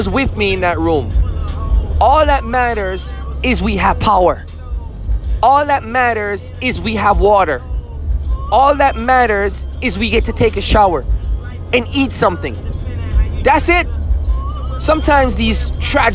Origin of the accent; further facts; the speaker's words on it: Jamaica; now in Austin, United States; I'm Jamaican